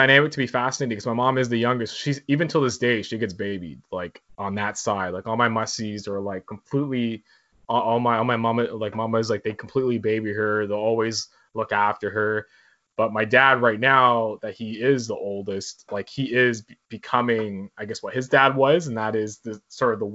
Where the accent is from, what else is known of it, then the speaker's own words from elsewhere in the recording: Toronto, Ontario, Canada; I was born in North York, because that's where my parents lived.